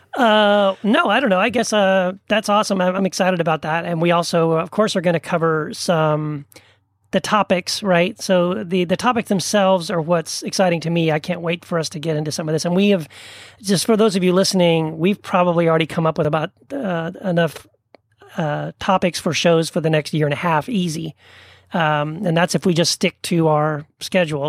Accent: El Paso, Texas, United States; moved away as an adult; also born or lived in Tennessee; now in Orange County, California, United States; I was born in Tennessee, grew up in El Paso, Texas, where I met my wife, Wendy, and then we moved to Orange County, California

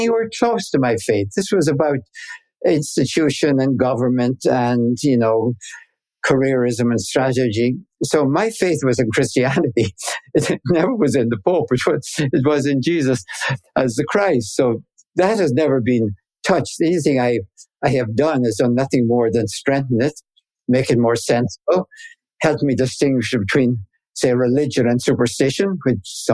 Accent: Ireland; accent: Irish; moved away as an adult; now in United States; I grew up in Ireland, of course, where, you know, faith was taken

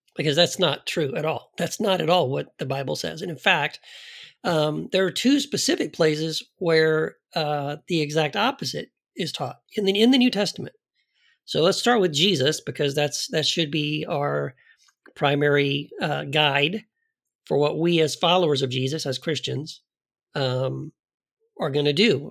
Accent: United States; as an American, someone raised in the American church

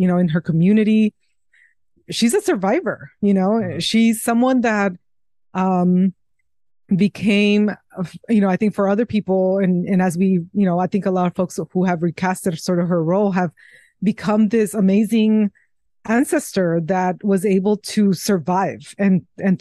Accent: Mexico; moved away; the place where I was raised in Mexico

